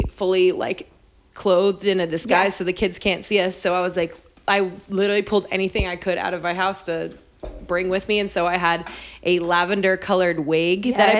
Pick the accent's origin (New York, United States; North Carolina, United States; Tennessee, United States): North Carolina, United States; Raleigh; moved away as an adult; also born or lived in Missouri; now in Kansas City, United States; I am from Raleigh, North Carolina. I was born and raised there.